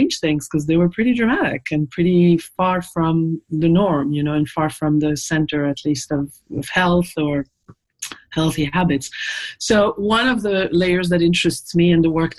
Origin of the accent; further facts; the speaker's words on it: Paris, Île-de-France, France; now in United States; I'm from Paris